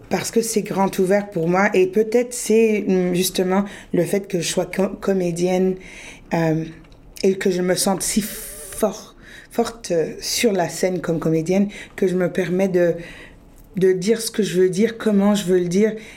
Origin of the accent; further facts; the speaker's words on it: Sudbury, Ontario, Canada; moved away as an adult; also born or lived in France / Peru (ancestry); j'ai grandi, je suis née, j'ai grandi à Sudbury.